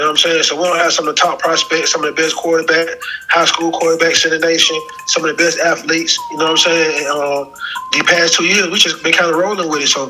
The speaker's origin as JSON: {"language": "English", "town": "Atlanta", "region": "Georgia", "country": "United States", "tie": "born or raised there", "said": "I'm from Atlanta native"}